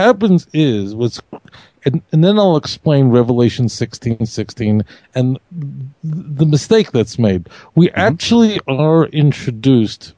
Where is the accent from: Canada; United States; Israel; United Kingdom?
United States; New York City, New York; I grew up in Brooklyn where the non-Jews were not nice